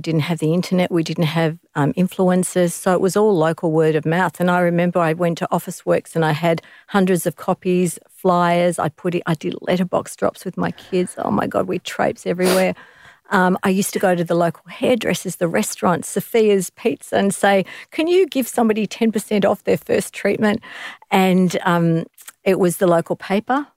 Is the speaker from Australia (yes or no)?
yes; Australia; I'm an Australian, and I'm a woman